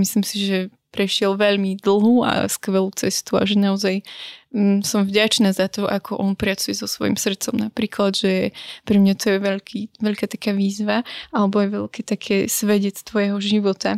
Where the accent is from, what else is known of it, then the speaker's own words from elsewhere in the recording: Brezno, Banská Bystrica Region, Slovakia; ja som vlastne z Briezna